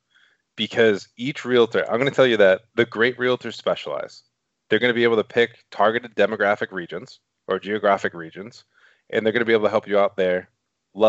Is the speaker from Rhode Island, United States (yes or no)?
yes; Rhode Island, United States; accent: Rhode Island; my Rhode Island accent